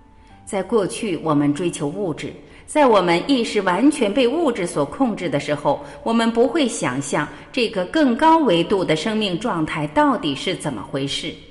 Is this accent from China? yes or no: yes; China; 特别是我们中国人，往往对这个话题很忌讳。